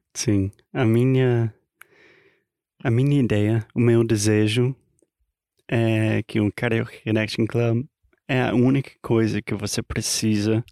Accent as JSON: {"language": "Portuguese", "country": "United States", "also_born_or_lived": "Brazil", "second_language": "Portuguese", "moved": "yes", "said": "I'm an American learning Brazilian Portuguese"}